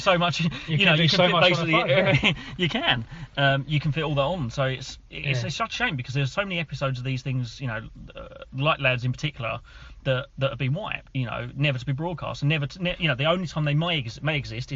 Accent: United Kingdom; we're British after all

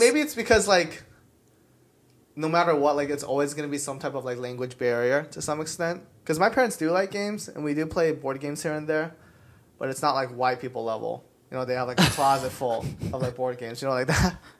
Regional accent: Denver, Colorado, United States; I was born in Denver, Colorado. But my parents are from Korea

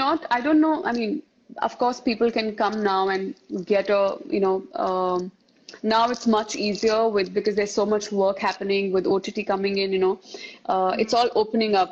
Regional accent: Mumbai, Maharashtra, India; also born or lived in Rajasthan; I belong to a state called Rajasthan here. And I was born and brought up in Bombay

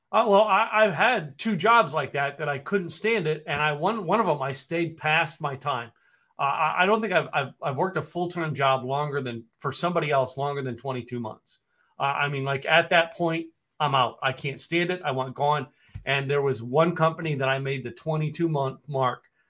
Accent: Poconos, Pennsylvania, United States; moved away as an adult; also born or lived in Scranton, Pennsylvania; now in Dallas, United States; I grew up in the Poconos

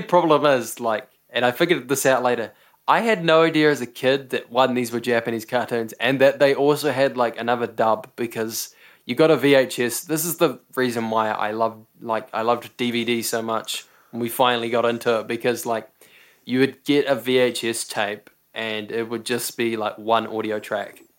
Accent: New Zealand; We're both from New Zealand

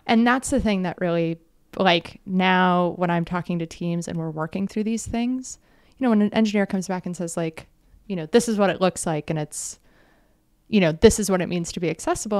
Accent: United States; a kid growing up in the States

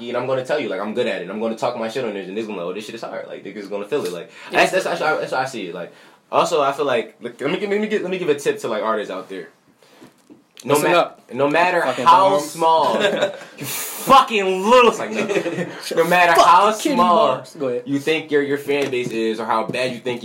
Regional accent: Philadelphia, Pennsylvania, United States; I'm from Uptown

